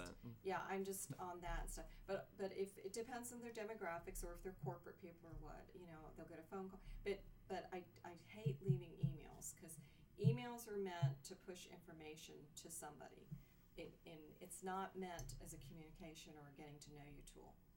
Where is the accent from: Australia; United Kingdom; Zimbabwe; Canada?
United Kingdom; Scotland; I'm Scottish